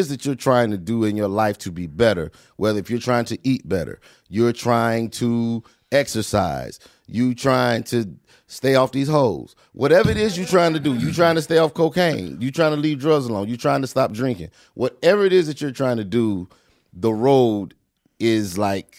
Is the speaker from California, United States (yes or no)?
no; North Carolina, United States; I am from North Carolina